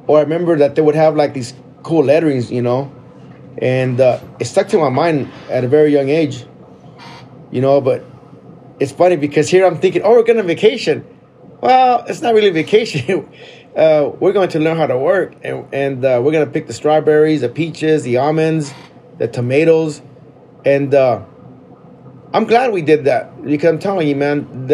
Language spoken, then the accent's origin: English; Mesa, Arizona, United States; Yeah, grew up in Mesa.